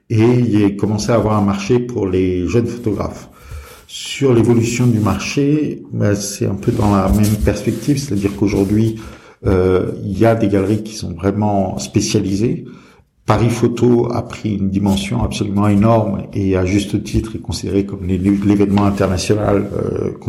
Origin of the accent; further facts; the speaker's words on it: Brazil; moved away as an adult; also born or lived in Turkey / England / Greece; now in France; alors, euh, j'ai grandi euh, à l'étranger, en Brésil, Turquie, Angleterre euh, et, Grèce.